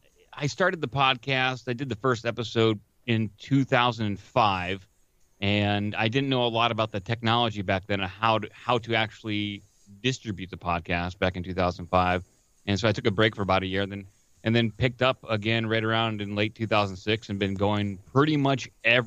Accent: Akron, Ohio, United States; also born or lived in Phoenix, Arizona; Oh, I am from Ohio. I grew up in the Akron, Canton area, but right now I am in I'm north of Columbus. I live outside the city.

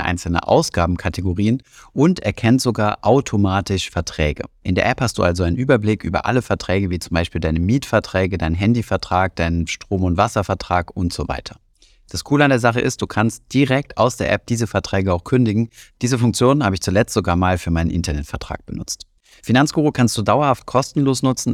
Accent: Germany

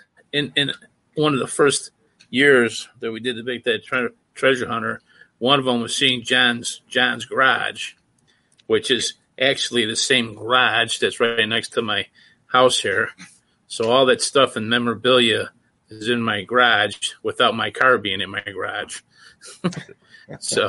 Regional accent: Canada; I'm French Canadian

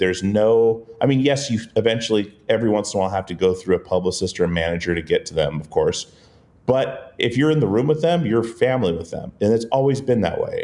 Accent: Alaska, United States; the little island we grew up on in Alaska

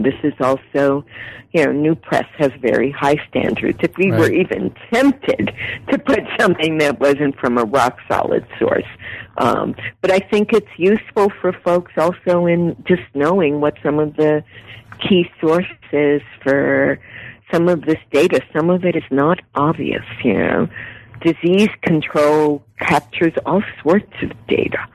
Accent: Puerto Rico; now in United States; I was born in Puerto Rico, I'm an immigrant

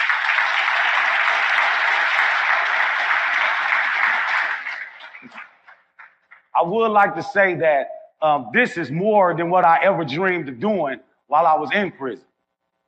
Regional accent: Milwaukee, Wisconsin, United States; now in Memphis, United States; I have a couple of box trucks running in my hometown of Milwaukee, Wisconsin, and I have a couple running in my new home, Memphis, Tennessee.

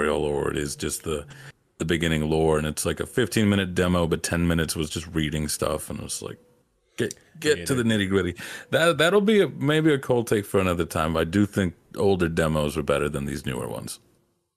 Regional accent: Virginia, United States; also born or lived in New Jersey; I grew up in Virginia. I was the Hispanic.

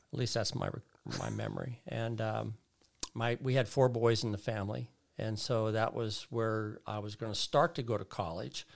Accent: Bethel Park, Pennsylvania, United States; moved away as an adult; also born or lived in West Virginia; now in Fullerton, United States; born in West Virginia, uh, uh, grew up there as a young boy and then moved to Pittsburgh, Pennsylvania

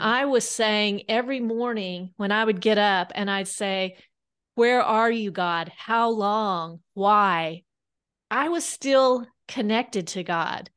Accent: Kansas, United States; now in Bentonville, United States; I grew up in Kansas

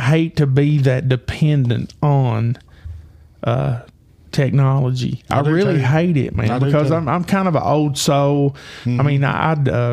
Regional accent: United States; as an American

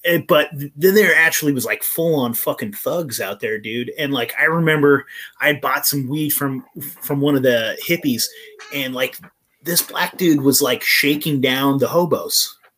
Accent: Eureka, California, United States; my hometown's Eureka, California, so I'm from Humboldt County.

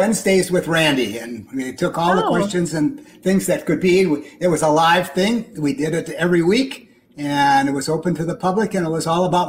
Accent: Twin Cities, Minnesota, United States; But I want everybody to know, I'm a Minnesotan, don't you know? Born and raised in the Twin Cities area, and that's where I lived and grew up and practiced

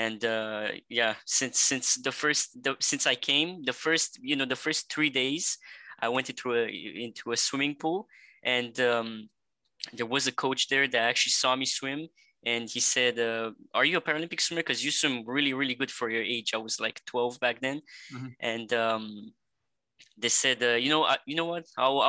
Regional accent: Montreal, Quebec, Canada; also born or lived in Bucharest, Romania; I'm 18 years old, and I'm from Montreal, Canada, originally from Romania in Europe, Bucharest.

